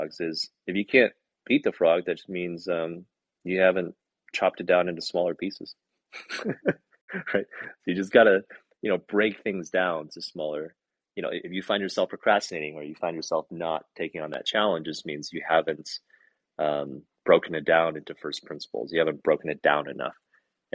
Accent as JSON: {"language": "English", "region": "Michigan", "country": "United States", "moved": "yes", "lives_now": "California, United States", "said": "I'm from Michigan originally, and I live in California"}